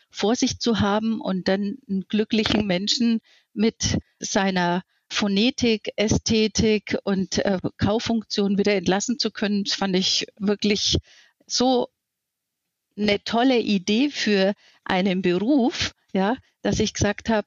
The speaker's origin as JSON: {"language": "German", "region": "Bavaria", "country": "Germany", "tie": "born there", "said": "Ich bin 58 Jahre alt und habe eine fast 18-jährige Tochter. Gebürtig bin ich aus Mittelfranken, was man vielleicht so auch beim Sprechen hört."}